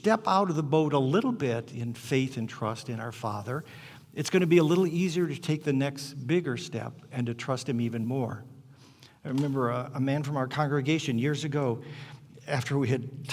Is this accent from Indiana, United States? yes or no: yes; Hammond, Indiana, United States; I grew up in Hammond, Indiana, right at the south end of Lake Michigan.